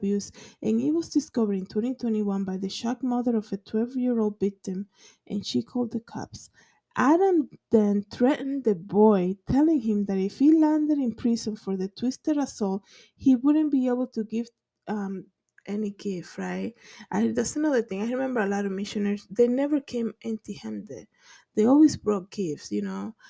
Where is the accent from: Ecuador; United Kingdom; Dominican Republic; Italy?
Dominican Republic; growing up in the Dominican Republic in low income